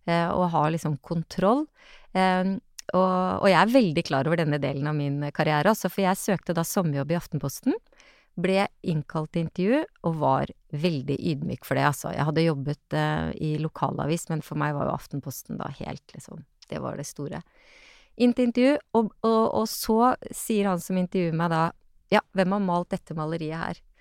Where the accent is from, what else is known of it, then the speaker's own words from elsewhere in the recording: Askim, Østfold, Norway; Jeg kom fra Askim, det var liksom det var ikke, Når jeg dro til Oslo, så var det ikke på operaen.